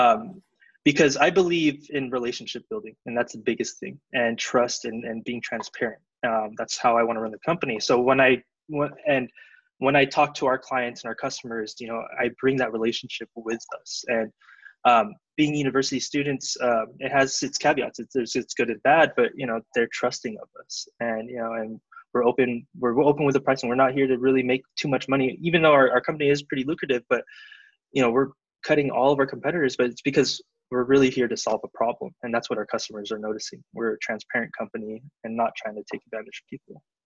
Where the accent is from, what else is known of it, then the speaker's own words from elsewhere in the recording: Southern California, United States; also born or lived in Davis, California; I'm from originally from SoCal